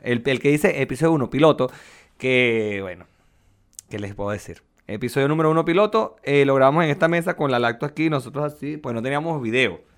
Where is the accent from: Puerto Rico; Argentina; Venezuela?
Venezuela; now in Chile; tú y yo somos venezolanos